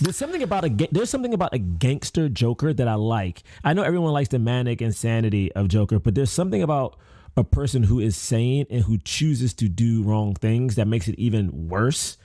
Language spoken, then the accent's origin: English; Washington, District of Columbia, United States; I grew up in Southeast D C, which is not the best area